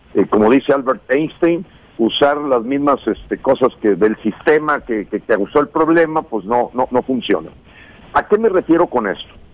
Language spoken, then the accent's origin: Spanish; Nuevo León, Mexico; Yo que soy gente de Nuevo León